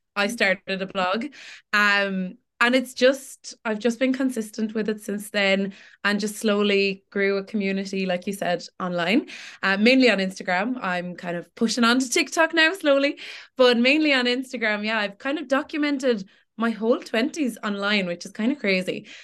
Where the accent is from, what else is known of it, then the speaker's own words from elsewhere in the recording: Tipperary, Munster, Ireland; also born or lived in Cork; I'm born and raised in Tipperary.